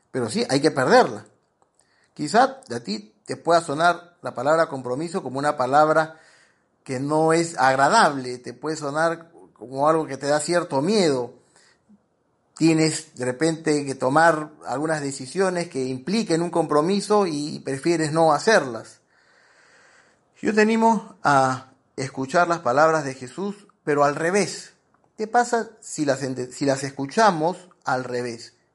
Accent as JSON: {"language": "Spanish", "country": "Peru", "said": "yo soy peruano y a los vigilantes le decimos guachimanes, porque hemos castellanizado la palabra guachimán"}